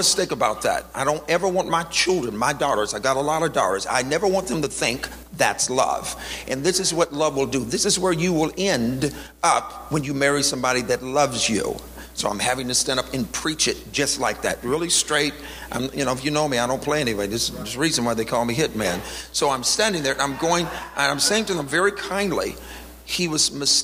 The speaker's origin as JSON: {"language": "English", "region": "the South", "country": "United States", "tie": "born or raised there", "said": "I was born in the South"}